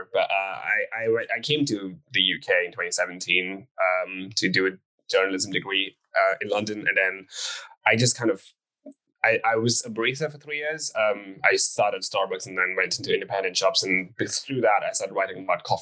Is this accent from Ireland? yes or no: no; India; I grew up in a vegetarian family. I come from India